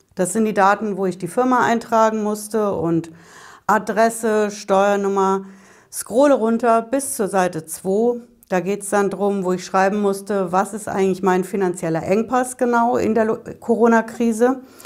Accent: Hesse, Germany; Bei uns in Hessen

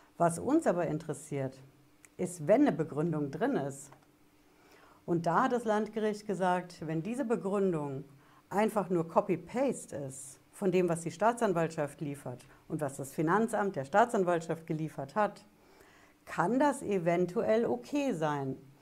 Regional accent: Germany; bei uns in Deutschland

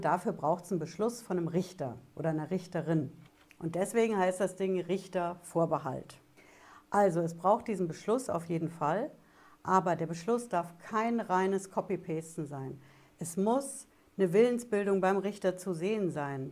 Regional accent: Germany; bei uns in Deutschland

